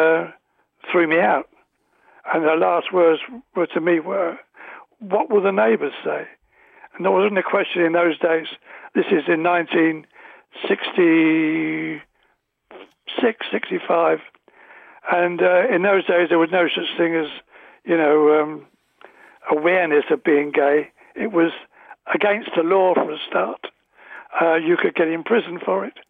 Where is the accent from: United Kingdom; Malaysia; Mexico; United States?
United Kingdom; London; I was born in London's East End